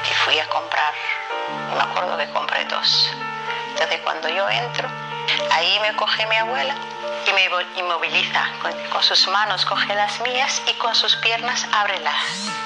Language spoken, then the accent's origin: Spanish; Kenya; moved away; viajamos desde mi pueblo Gareza, Kenia